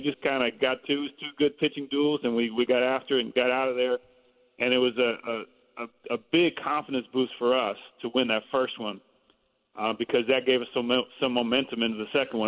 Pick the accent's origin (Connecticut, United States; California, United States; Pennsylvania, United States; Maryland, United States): California, United States; Bay Area; play in the Bay Area because I had grown up there